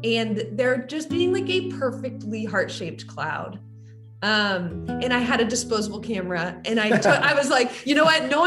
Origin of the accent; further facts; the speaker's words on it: San Francisco, California, United States; we're from San Francisco